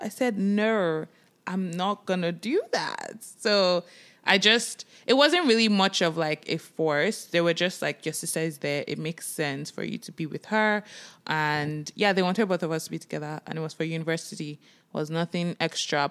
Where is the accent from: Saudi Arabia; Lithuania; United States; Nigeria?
Nigeria; now in Toronto, Canada; we are Nigerians. We moved from Nigeria and we moved to Canada, Toronto, Canada